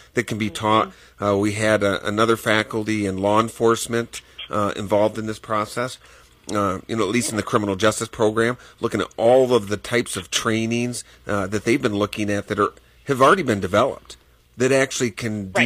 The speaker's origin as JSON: {"language": "English", "region": "Michigan", "country": "United States", "tie": "born or raised there", "moved": "yes", "lives_now": "Wyoming, United States", "said": "as a farm boy, uh, growing up in Michigan"}